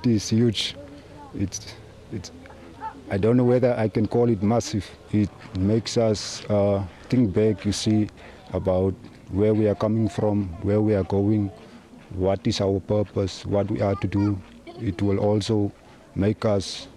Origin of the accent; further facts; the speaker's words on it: Carnarvon, Northern Cape, South Africa; I'm originally from Carnarvon.